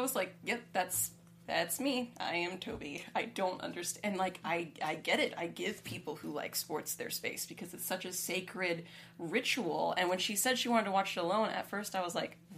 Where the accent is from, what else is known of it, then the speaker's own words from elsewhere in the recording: California, United States; I was born in California